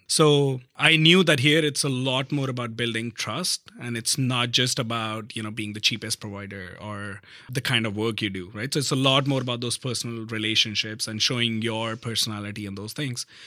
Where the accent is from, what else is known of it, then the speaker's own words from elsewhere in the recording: north of India, India; moved away as an adult; now in Canada; I grew up in a like a normal middle class Indian family, uh, in the north of India